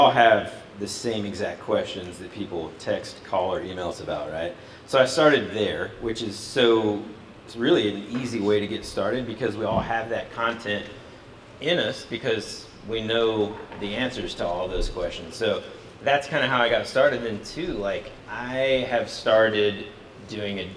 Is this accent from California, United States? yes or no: no; Atlanta, Georgia, United States; also born or lived in Singapore / Jakarta, Indonesia; I am from Atlanta, Georgia